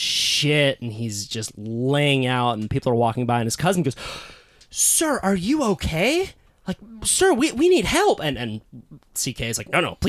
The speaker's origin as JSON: {"language": "English", "town": "Santa Cruz", "region": "California", "country": "United States", "tie": "born or raised there", "said": "I was also born into a hippie little surf town called Santa Cruz."}